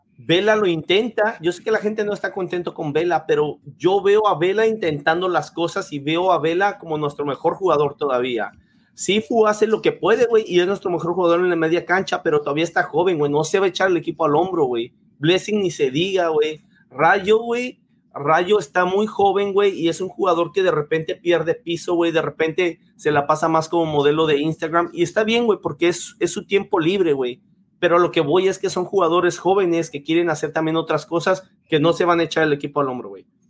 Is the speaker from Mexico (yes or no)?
yes; Mexico; yo soy mexicano